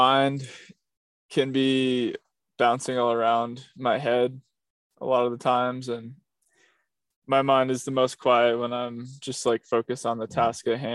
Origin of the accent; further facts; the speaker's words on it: Rhode Island, United States; I'm from Rhode Island, where there are no mountains